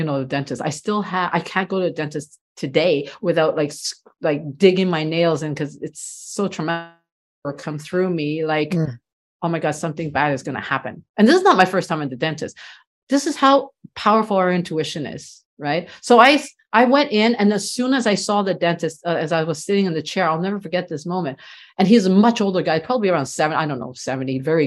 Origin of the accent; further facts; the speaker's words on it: Canada; I'm first generation, so I was born here in Canada